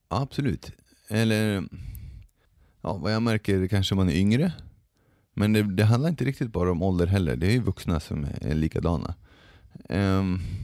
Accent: Sweden; jag har vuxit upp i Sverige, och har svenska föräldrar

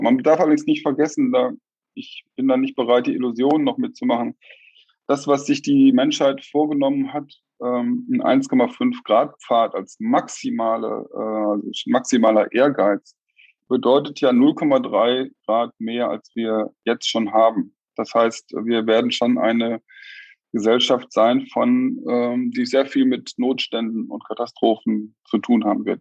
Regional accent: Germany; wir als Deutsche

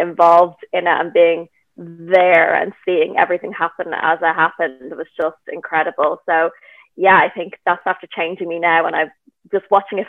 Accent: Ireland; I'm Irish, so you kind of are grown up around the 90s.

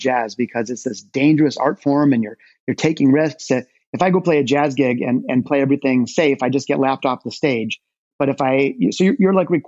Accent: Detroit, Michigan, United States; There is a deep, deep connection for me and my hometown of Detroit. I was born in the city, not the suburbs, as were both my parents and my grandparents

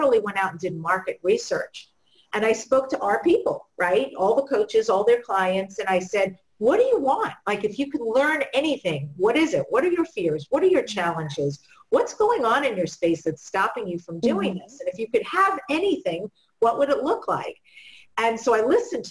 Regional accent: New York, United States; I'm from New York

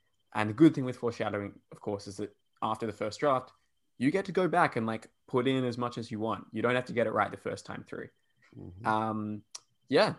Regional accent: Perth, Western Australia, Australia; accent: Australian; Insulting my country, Rob, because that's how we all sound here

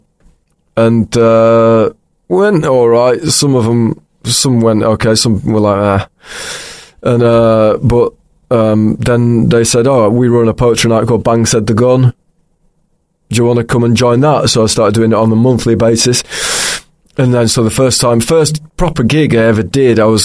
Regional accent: Pocklington, Yorkshire and the Humber, United Kingdom; moved away as an adult; also born or lived in York / Newcastle; now in London, United Kingdom; I was born in York, and then I grew up in a place called Pocklington

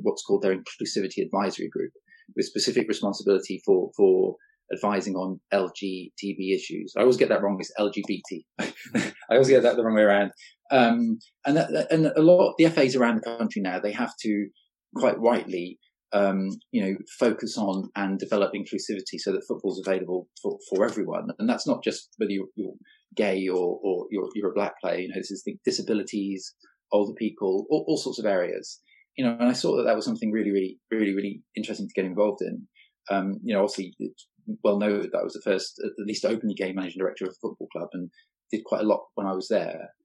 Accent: Cornwall, South West England, United Kingdom; growing up in Cornwall, it's very much a rugby county

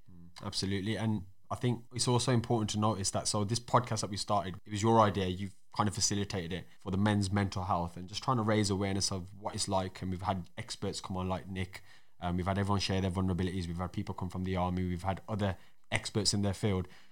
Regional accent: Wolverhampton, West Midlands, United Kingdom; accent: Black Country, Wolverhampton; my accent kind of falls under black country 'cause that's where I was born, but also I got a Wolverhampton accent as well.

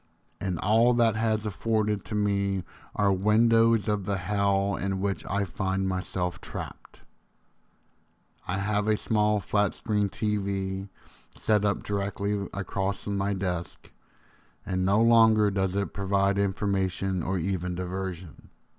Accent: Tennessee, United States; When I was a boy growing up in Tennessee, one summer night I found myself on the back porch looking at the stars.

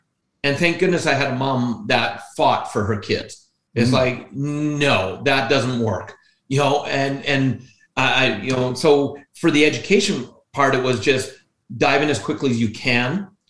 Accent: British Columbia, Canada; born there; Yeah, I was born in British Columbia, the province of British Columbia.

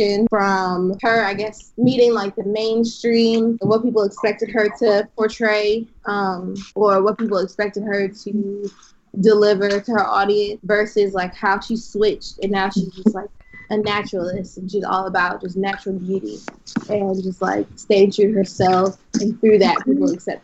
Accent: Philadelphia, Pennsylvania, United States; I grew up in West Philly, a little town home

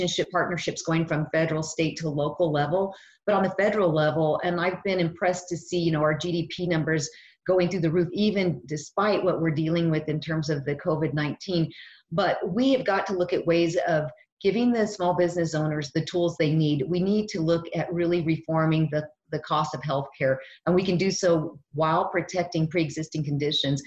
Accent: New Mexico, United States; I was actually born and raised in New Mexico, and I lived here all my life

